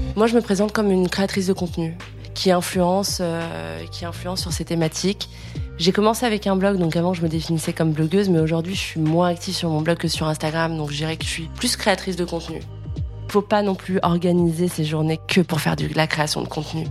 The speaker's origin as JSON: {"language": "French", "town": "Lyon", "region": "Auvergne-Rhône-Alpes", "country": "France", "moved": "as an adult", "lives_now": "Paris, France", "said": "je viens de Lyon, j'ai 32 ans."}